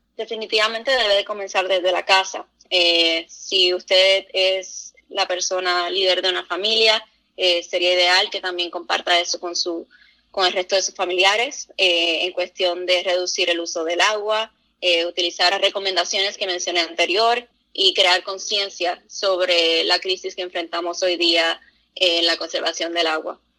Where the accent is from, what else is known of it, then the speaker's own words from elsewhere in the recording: Puerto Rico; now in United States; yo soy original de Puerto Rico